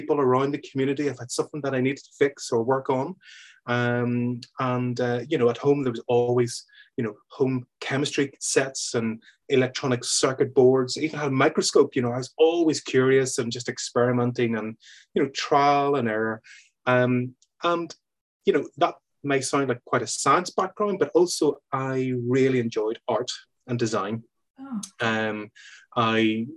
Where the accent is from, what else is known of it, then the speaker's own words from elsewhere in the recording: Belfast, Northern Ireland, United Kingdom; I grew up in Belfast, Belfast in Northern Ireland